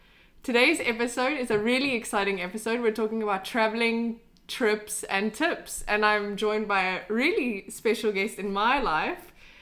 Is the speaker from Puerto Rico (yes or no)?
no; Cape Town, Western Cape, South Africa; moved away as an adult; also born or lived in United States; now in Sweden; I'm from South Africa. I'm from the west coast of South Africa, Cape Town. I wasn't born there, but that's really where my home is. And I'm half Belgian.